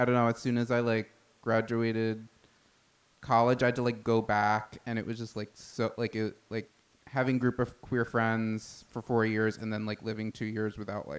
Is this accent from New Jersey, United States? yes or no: no; Massapequa, New York, United States; I'm from Long Island, the town of Massapequa.